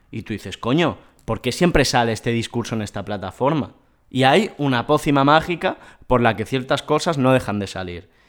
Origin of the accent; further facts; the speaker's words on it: Vallès, Catalonia, Spain; Somos dos garrulos del Vallés